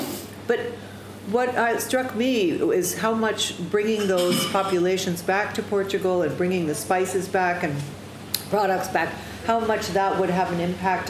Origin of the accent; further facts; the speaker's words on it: New York, United States; that's my hometown.